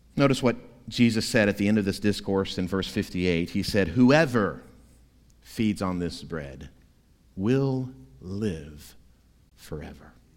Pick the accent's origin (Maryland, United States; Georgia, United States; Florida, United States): Florida, United States; moved away; My home state of Florida